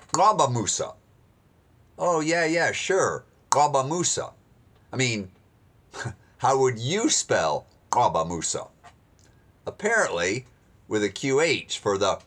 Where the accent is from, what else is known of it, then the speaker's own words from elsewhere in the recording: United States; accent: American; my American accent